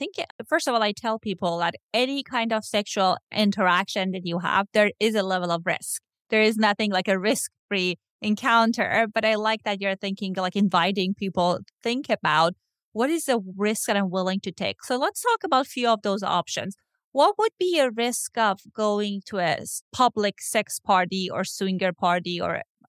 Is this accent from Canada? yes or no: no; Iran; now in Los Angeles, United States; I know that I grew up in Iran, and if you have like a queer there, they can kill you.